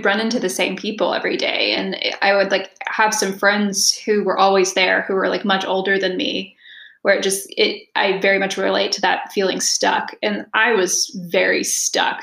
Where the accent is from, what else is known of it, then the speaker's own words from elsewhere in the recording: the South, United States; moved away; also born or lived in Italy / California; growing up in the South